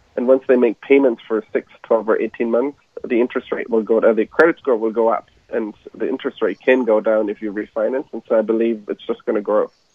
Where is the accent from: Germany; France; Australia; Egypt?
Germany; moved away as an adult; now in United States; I'm from Germany originally